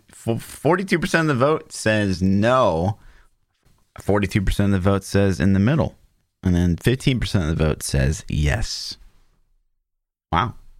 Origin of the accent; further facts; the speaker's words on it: Kansas, United States; I grew up in Kansas until very recently, I, I moved just across the border, like, but I'm, like, ten minutes from Kansas still.